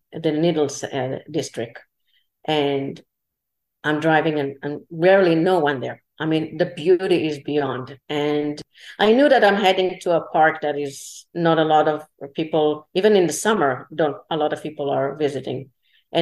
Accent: Israel; English is a second language; moved away; originally I'm from Israel

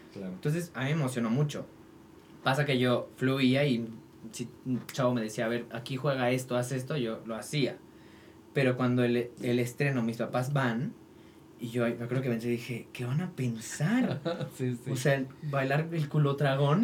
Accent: Toluca, State of Mexico, Mexico; now in Mexico City, Mexico; yo nací allá, crecí allá, empecé a hacer teatro musical allá

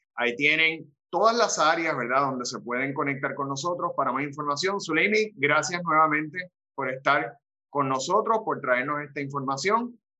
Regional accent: Arecibo, Puerto Rico; Ese es mi pueblo, así que pueden ir allá a Arecibo

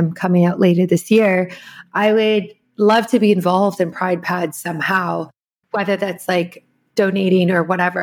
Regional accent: South Africa; I'm from South Africa

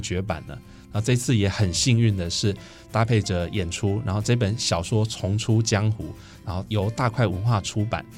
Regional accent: Taichung, Taiwan; 身为一个台中歌剧演奏一个台中作家的作品

